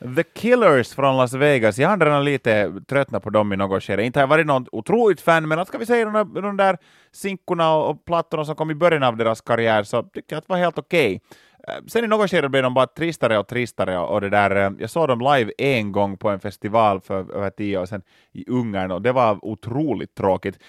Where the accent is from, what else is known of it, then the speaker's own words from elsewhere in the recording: Loviisa, Uusimaa, Finland; Lovisa var jag växte upp